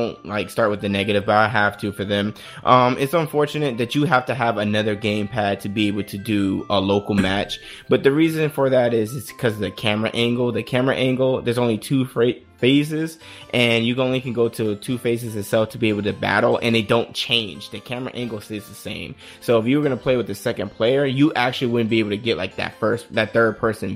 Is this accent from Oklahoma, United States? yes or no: no; Las Vegas, Nevada, United States; I'm a girl from Vegas